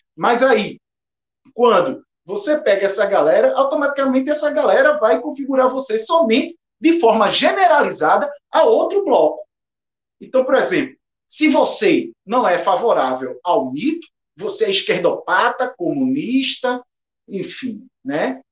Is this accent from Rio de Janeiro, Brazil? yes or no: no; Recife, Pernambuco, Brazil; eu sou de Recife